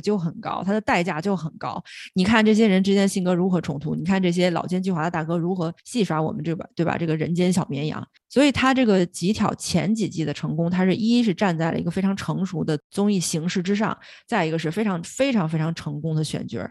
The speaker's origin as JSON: {"language": "Chinese", "country": "China", "said": "是我们中国人自己的 I P"}